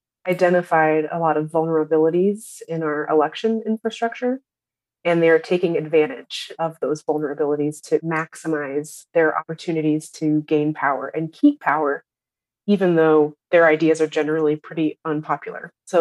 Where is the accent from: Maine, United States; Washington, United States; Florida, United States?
Washington, United States; Seattle; I'm from Seattle, Washington, third generation native of Seattle, Washington.